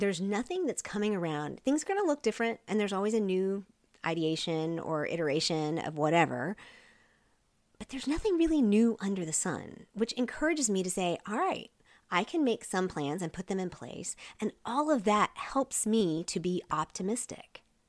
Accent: Seoul, South Korea; also born or lived in Wyoming; And before we went on the mission field, I grew up in Seoul, Korea. So any shout outs there to my Korea peeps. Before we went to Korea, we were in Wyoming.

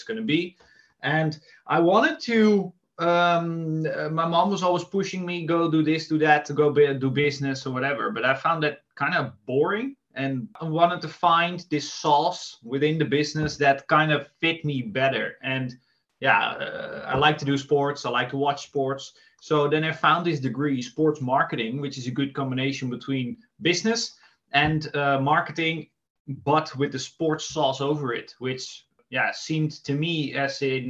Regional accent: Amsterdam, North Holland, Netherlands; I'm from Amsterdam

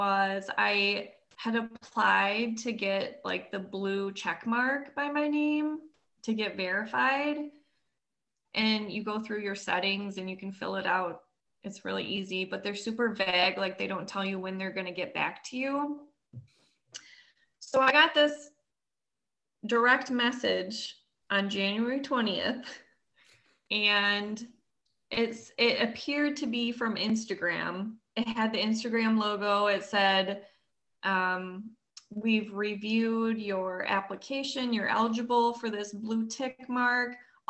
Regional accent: near Madison, Wisconsin, United States; super close, like 20 minutes away from Madison.

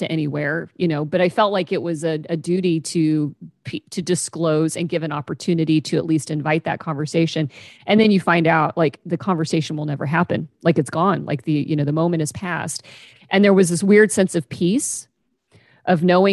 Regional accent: Kansas, United States; moved away as an adult; now in Pacific Northwest, United States; I moved to the Pacific Northwest and left my hometown in Kansas

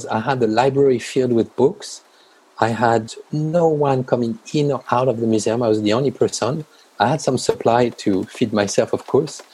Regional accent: France; moved away; also born or lived in China; I grew up in France

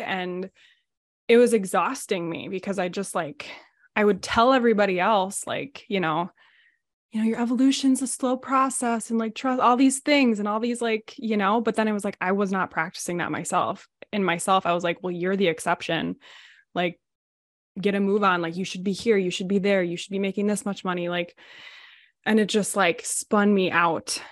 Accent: United States; I'm from the Minnesota, Wisconsin area, um, on the border. I've lived here my whole life

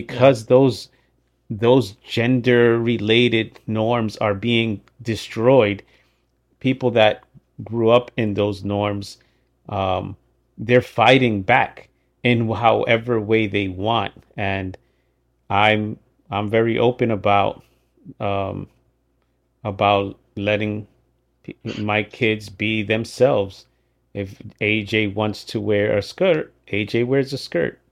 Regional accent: Dominican Republic; moved away; I was born in the Dominican, right? I was raised by my parents that don't speak English.

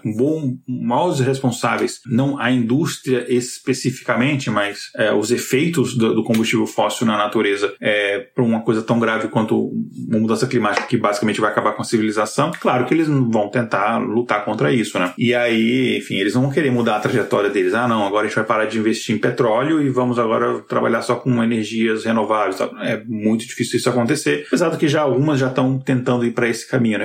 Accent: Brasília, Federal District, Brazil; de onde eu cresci lá em Brasília

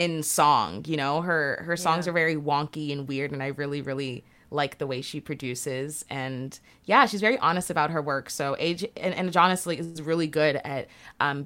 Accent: Brampton, Ontario, Canada; growing up in Brampton, there wasn't really a lot to do in that suburb

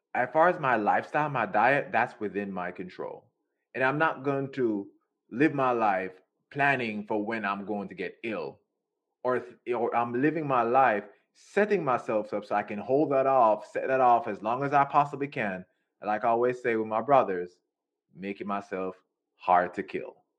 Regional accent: Jamaica; I'm from Jamaica

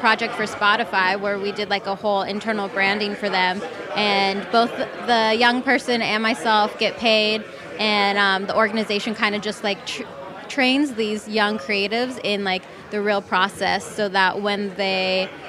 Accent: Los Angeles, California, United States; growing up, I grew up

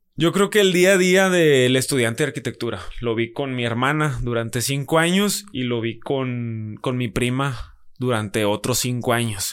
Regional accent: Monterrey, Nuevo León, Mexico; Monterrey, nací aquí en Monterrey, en la ciudad de Monterrey.

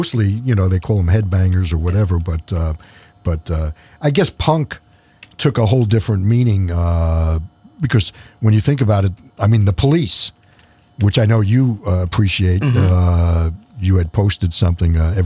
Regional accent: New York City, New York, United States; moved away; growing up in New York

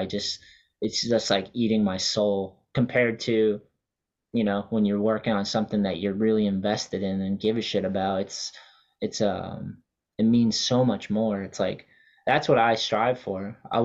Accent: New Hampshire, United States; moved away; also born or lived in Wareham, Massachusetts; growing up because I was from New Hampshire and then Massachusetts skating

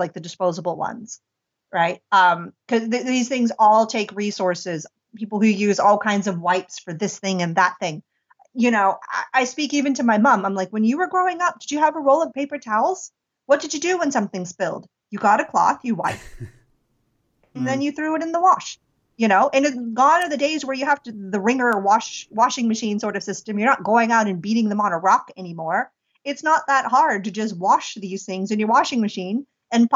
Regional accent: near Pittsburgh, Pennsylvania, United States; moved away as an adult; also born or lived in India; I had a cafe in the United States and near my hometown

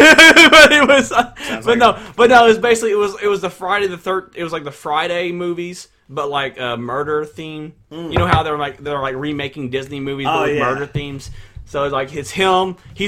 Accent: Russia; We're from Russia. Russia may not have a chicken pox outbreak.

